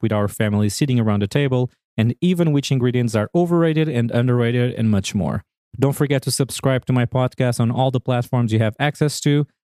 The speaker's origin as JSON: {"language": "English", "country": "Portugal", "moved": "as an adult", "lives_now": "Washington, D.C., United States", "said": "I am originally from Portugal and I've been living in the United States for the last 9 years."}